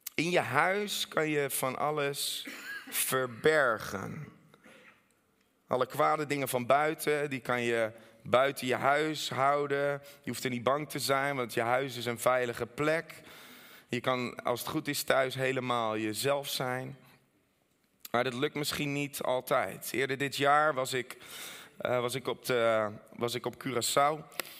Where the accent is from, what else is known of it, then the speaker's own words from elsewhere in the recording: Netherlands; ook als Nederlander